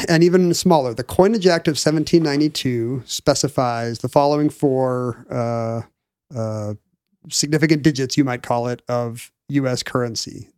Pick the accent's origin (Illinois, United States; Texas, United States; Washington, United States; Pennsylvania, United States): Washington, United States; Seattle; growing up in Seattle in the seventies and eighties